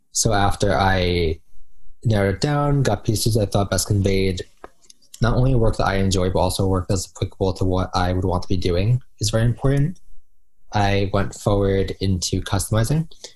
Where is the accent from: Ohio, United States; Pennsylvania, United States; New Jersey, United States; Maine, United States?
New Jersey, United States; I am from New Jersey